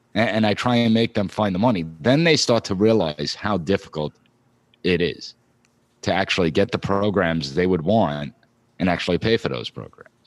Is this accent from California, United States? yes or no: no; Long Island, New York, United States; I live in the New York area. I'm from Long Island.